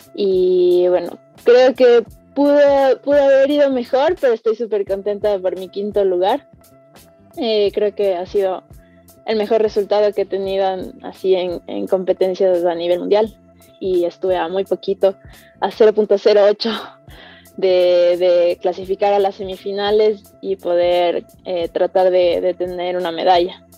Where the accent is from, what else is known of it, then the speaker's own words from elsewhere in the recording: Quito, Pichincha, Ecuador; soy escaladora profesional de Quito